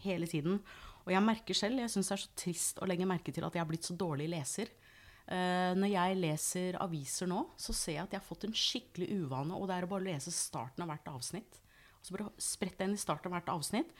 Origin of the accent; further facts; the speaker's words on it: United States; Norwegian is a second language; now in Norway; jeg er opprinnelig amerikaner